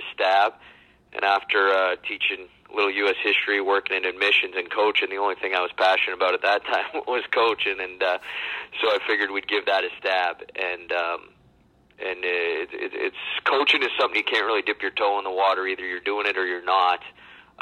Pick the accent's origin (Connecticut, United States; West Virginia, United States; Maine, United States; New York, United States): Maine, United States; I grew up in the middle of nowhere, Maine